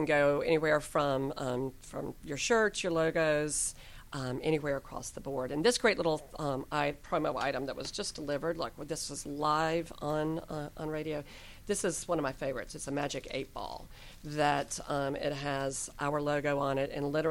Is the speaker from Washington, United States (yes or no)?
no; South Carolina, United States; also born or lived in Atlanta, Georgia; now in Collins Hill, United States; I'm originally from South Carolina. Grew up in a very small town. Grew up on a farm, actually. And then made it to the big city of Atlanta